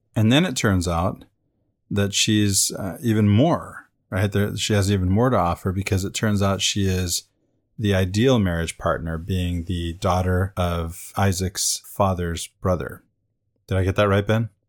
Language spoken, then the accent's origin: English; Venezuela; where I grew up in Venezuela.